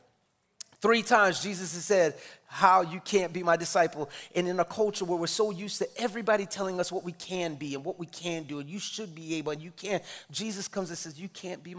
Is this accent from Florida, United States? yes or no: no; New York City, New York, United States; I'm from the Bronx